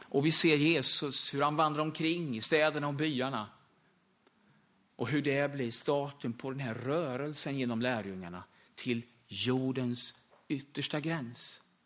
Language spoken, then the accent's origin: Swedish; Österbymo, Östergötland, Sweden; familjen och församlingen där hemma i södra Östergötland i Österbymo